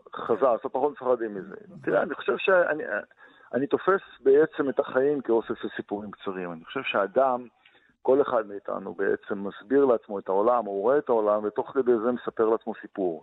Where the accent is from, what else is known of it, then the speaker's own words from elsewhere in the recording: Kibbutz Gvulot, Negev, Southern District, Israel; המרחבים האלה הם המרחבים שלתוכם גדלתי בבדידות גדולה